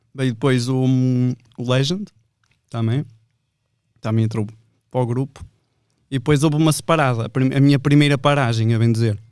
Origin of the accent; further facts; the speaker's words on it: Vila Nova de Gaia, Portugal; eu sou de Vila Deste